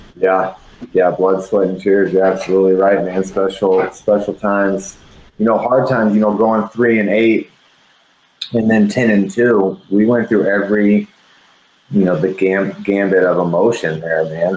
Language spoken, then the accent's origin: English; San Antonio, Texas, United States; moved away as an adult; also born or lived in Colorado; I'm from San Antonio, Texas, Douglas MacArthur High School